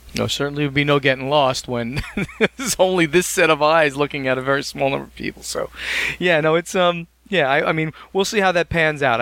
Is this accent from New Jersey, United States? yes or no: yes; New Jersey, United States; I'm from New Jersey